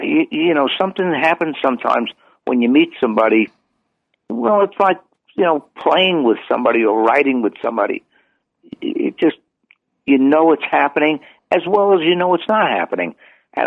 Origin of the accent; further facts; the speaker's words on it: New York City, New York, United States; I'm a New Yorker.